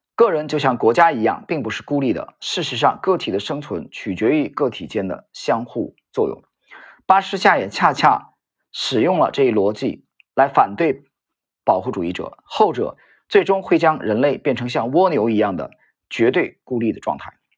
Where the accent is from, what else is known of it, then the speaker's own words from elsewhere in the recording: northern China, China; moved away; 我在北方这个城市长大，生活